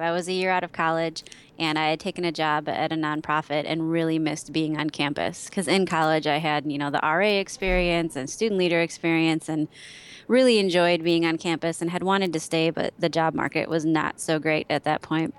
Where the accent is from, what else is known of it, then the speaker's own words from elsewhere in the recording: Wisconsin, United States; born and raised in Wisconsin. Only lived outside of the state for just under a year